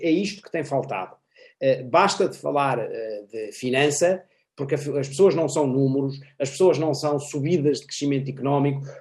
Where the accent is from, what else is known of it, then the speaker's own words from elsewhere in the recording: Portugal; nós, portugueses